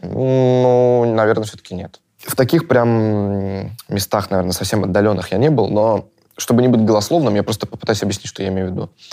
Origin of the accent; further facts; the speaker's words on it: Russia; я россиянин